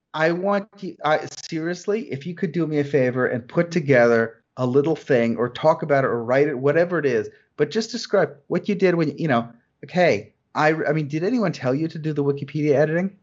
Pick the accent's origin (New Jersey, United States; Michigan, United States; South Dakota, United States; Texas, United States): New Jersey, United States; I grew up in New Jersey